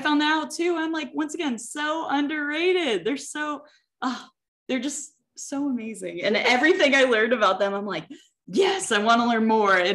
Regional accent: Texas, United States; I'm also a Texan

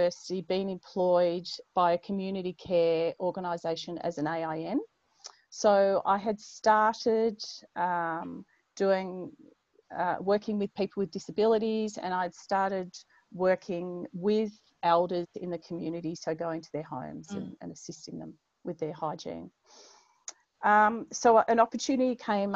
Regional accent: Melbourne, Victoria, Australia; moved away as an adult; also born or lived in Longreach, Queensland / Stradbroke Island / Mornington Island; growing up in Melbourne

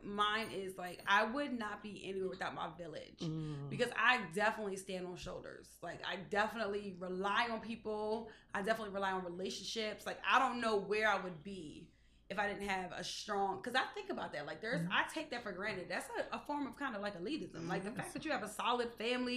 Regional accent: Lawnside, New Jersey, United States; we were so grounded in who we are as a people. It's like, no, like we're from Longside

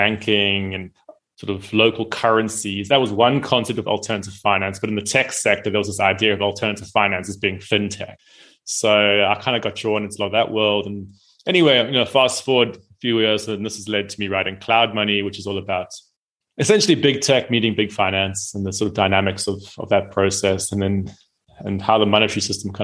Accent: South Africa; I'm from South Africa.

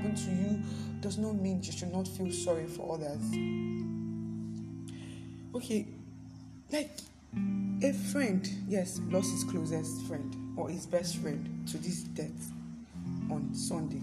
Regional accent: Nigeria; Nigeria, my country

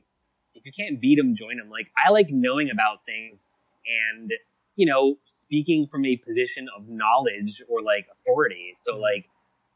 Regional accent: New Jersey, United States; also born or lived in Baltimore; I grew up in New Jersey.

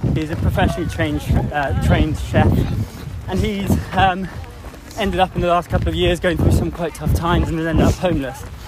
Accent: England, United Kingdom; I was born in England

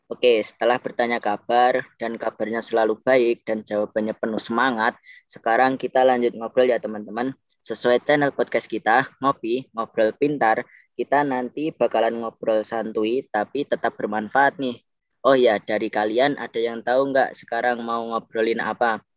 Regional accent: Wonogiri, Central Java, Indonesia; asal dari Wonogiri, Provinsi Jawa Tengah.

